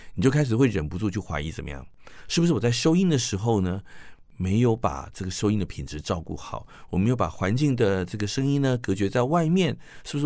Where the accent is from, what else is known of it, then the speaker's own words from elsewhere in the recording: Taiwan; 咱这些台湾